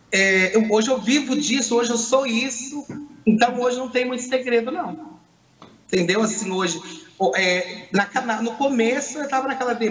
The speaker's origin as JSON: {"language": "Portuguese", "town": "Poços de Caldas", "region": "Minas Gerais", "country": "Brazil", "said": "sou de Pós Caldas, Minas Gerais."}